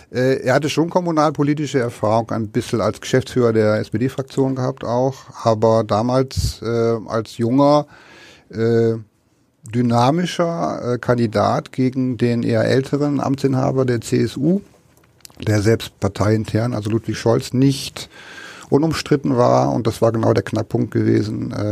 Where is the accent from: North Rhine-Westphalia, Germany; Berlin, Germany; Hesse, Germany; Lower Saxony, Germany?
Lower Saxony, Germany; Osnabrück; nee, ich bin aus Niedersachsen, aus Osnabrück